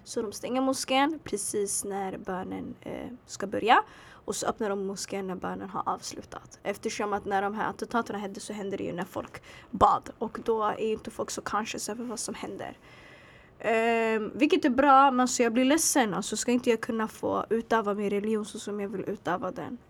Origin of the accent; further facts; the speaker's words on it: Sweden; jag föddes här, jag växte upp här